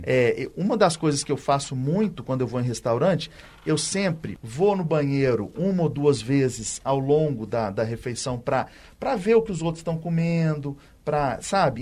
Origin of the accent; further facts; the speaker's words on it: Belo Horizonte, Minas Gerais, Brazil; eu sou daqui de Belo Horizonte, cresci aqui